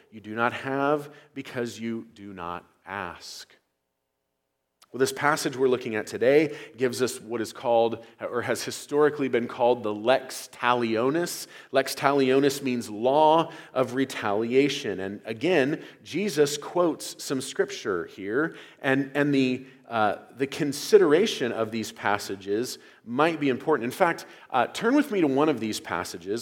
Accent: United States; as Americans

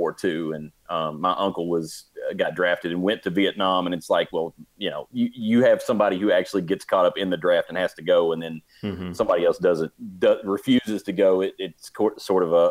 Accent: Kentucky, United States; We're from Kentucky

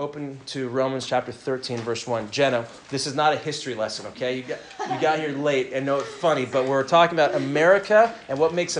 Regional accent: United States; also born or lived in Southern California; patriotic, flag-waving Americans

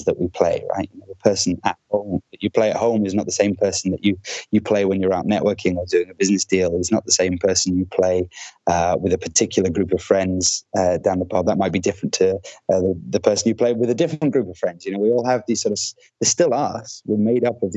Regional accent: Scottish Borders, Scotland, United Kingdom; also born or lived in Bristol / Newcastle; I did most of my growing up and childhood in the Scottish Borders.

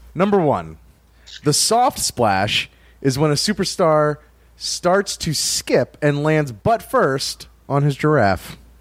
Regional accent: like New York, Northeast, United States; now in Kentucky, United States; The area I'm from is Northeast, like New York

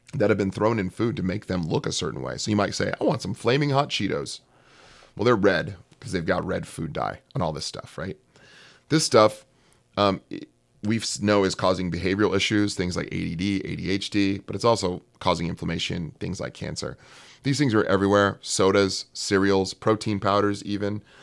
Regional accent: California, United States; I'm from California

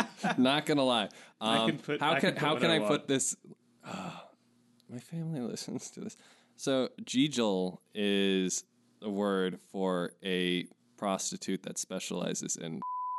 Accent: Scotland, United Kingdom; Tartle is, well, actually something I actually know of because I am Scottish, even with the name.

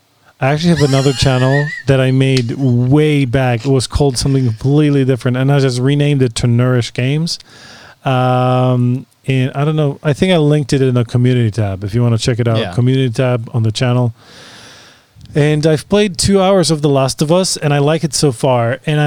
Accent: China; I'm from China.

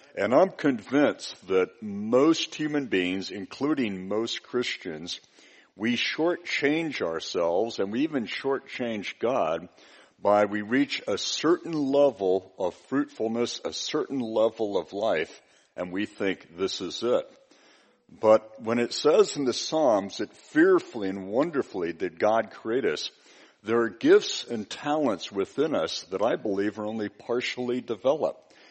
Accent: United States; I'm from the United States

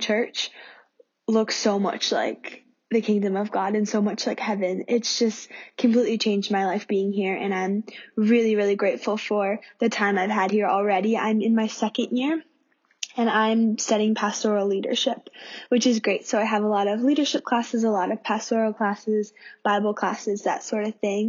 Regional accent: Pennsylvania, United States; now in Sydney, Australia; I am originally from America, from Pennsylvania

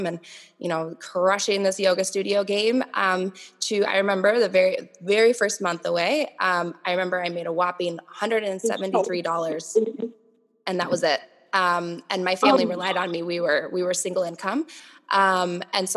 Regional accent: Minnesota, United States; moved away as an adult; also born or lived in Missouri; I grew up here in Minnesota, and then we moved to Missouri

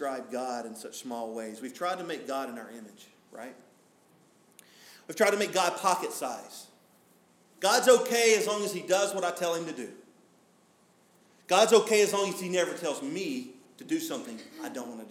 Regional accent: Smoky Mountains, United States; I grew up driving in the Smoky Mountains

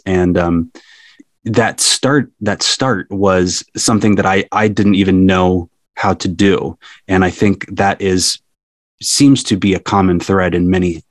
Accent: Cincinnati, Ohio, United States; moved away as an adult; now in Alaska, United States; I grew up in Cincinnati, Ohio, and really had only ever been there.

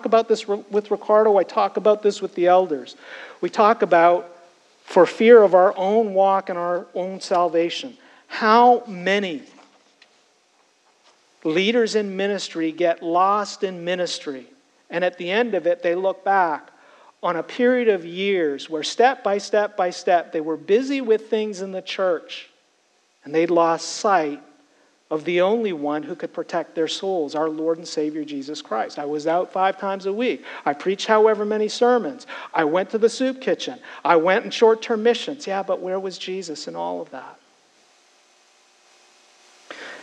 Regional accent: Canada; now in United States; I was Canadian. I'm now an American citizen

